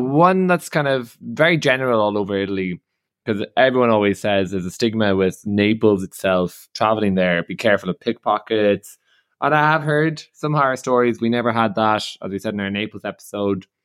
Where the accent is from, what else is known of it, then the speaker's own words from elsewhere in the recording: Ireland; I'm Irish